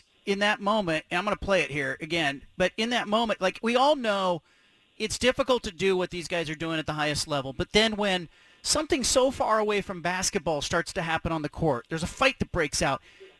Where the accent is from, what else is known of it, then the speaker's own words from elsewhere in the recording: Bay Area, California, United States; moved away; growing up in the Bay Area